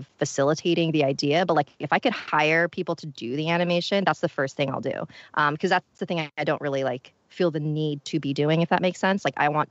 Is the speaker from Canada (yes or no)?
no; Philippines; I'm Filipino